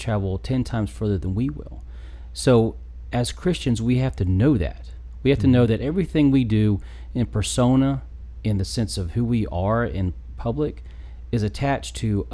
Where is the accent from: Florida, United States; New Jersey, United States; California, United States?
Florida, United States; Pensacola; I grew up in Pensacola, Florida